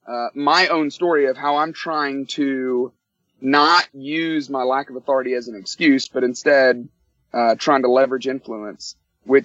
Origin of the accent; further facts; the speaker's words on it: Tuscaloosa, Alabama, United States; moved away as an adult; now in Atlanta, United States; I grew up in Tuscaloosa, Alabama